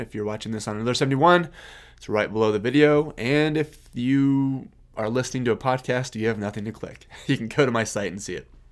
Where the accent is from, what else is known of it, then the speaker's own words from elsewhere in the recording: Kansas, United States; I'm from Kansas. Um, I live on, I live out in the country.